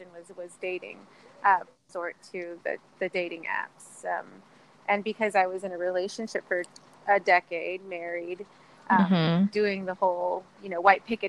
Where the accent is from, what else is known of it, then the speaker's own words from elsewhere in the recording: San Antonio, Texas, United States; moved away as an adult; now in Austin, United States; I'm from San Antonio, and I've been coming up to Austin almost mm-hmm. all of my life